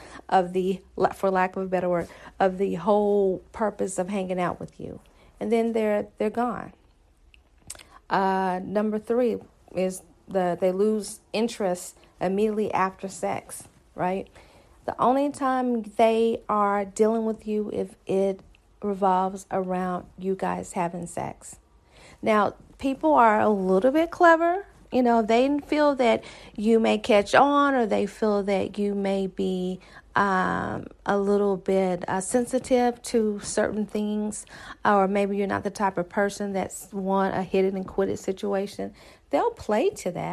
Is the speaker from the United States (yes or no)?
yes; the South, United States; I'm from the South